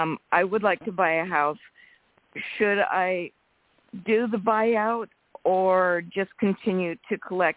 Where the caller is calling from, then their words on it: Rancho Cordova, California, United States; And I'm calling from Rancho Cordova, California.